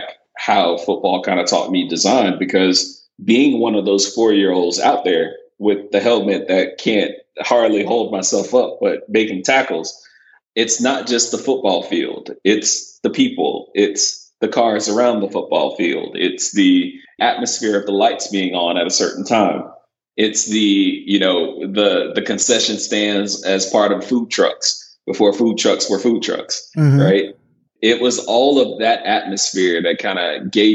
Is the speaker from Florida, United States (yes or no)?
yes; Boynton Beach, Florida, United States; moved away as an adult; now in Texas, United States; I grew up in South Florida in a small town called Boynton Beach, which is roughly about 40 minutes north of Miami.